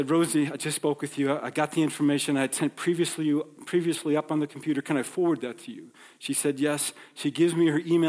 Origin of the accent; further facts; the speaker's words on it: New York, United States; moved away; I grew up in New York